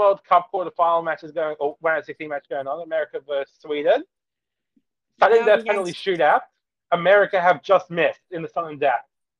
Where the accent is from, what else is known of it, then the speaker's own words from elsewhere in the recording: Australia; I'm an Aussie through and through.